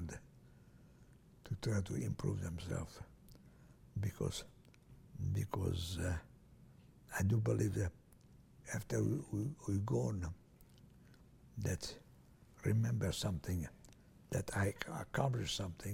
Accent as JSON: {"language": "English", "region": "Transylvania", "country": "Romania", "tie": "born or raised there", "also_born_or_lived": "Italy", "second_language": "English", "moved": "as an adult", "said": "I was born in Hungary, in Romania, Hungarian"}